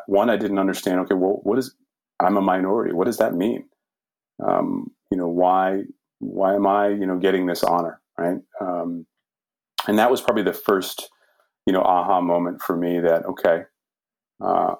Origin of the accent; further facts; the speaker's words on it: Lynn, Massachusetts, United States; I grew up in Lynn, Mass, very diverse community